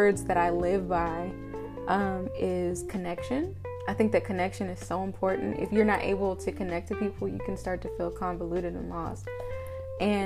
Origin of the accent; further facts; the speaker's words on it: Wichita, Kansas, United States; also born or lived in Prairie View, Texas; I'm from Wichita, was born and raised here, stayed here until I left for college